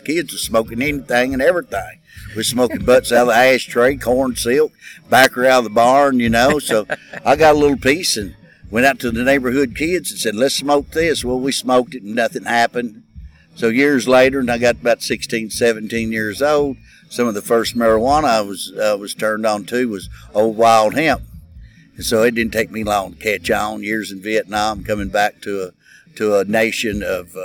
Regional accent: Kentucky, United States; I was born in Kentucky

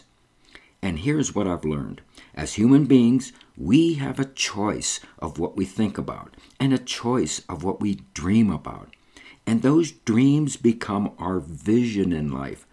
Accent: New Kensington, Pennsylvania, United States; My first career started in Western Pennsylvania in a small pastry shop in my hometown of New Kensington, 18 miles north of Pittsburgh on the Allegheny River

